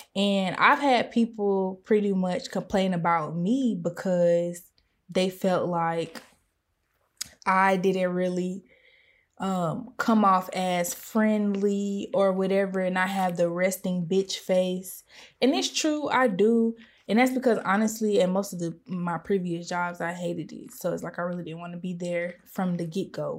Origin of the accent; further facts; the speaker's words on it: United States; I have been aware of the double consciousness that I have as a black person and as a pers-, and as an American.